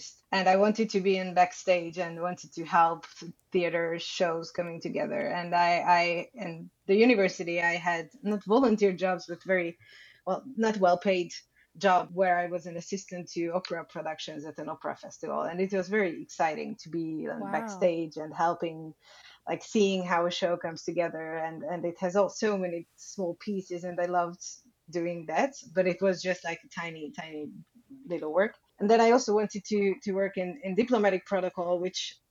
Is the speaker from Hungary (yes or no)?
yes; Budapest, Hungary; I was born in Budapest, Hungary. I left the country a few times, but only for traveling